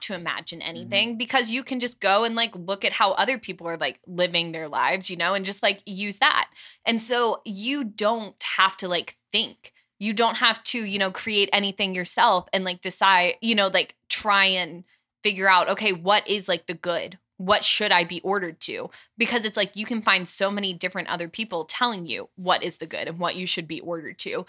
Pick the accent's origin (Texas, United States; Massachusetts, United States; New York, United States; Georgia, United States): Georgia, United States; Atlanta; moved away as an adult; now in Steubenville, United States; I'm from Atlanta.